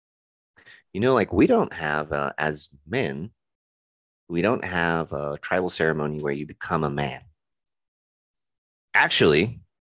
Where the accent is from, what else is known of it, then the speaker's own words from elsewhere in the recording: Roswell, New Mexico, United States; also born or lived in Texas / Albuquerque, New Mexico / Hobbs, New Mexico; I grew up in a town, Albuquerque, New Mexico, and another town that people associate with UFOs, Roswell, New Mexico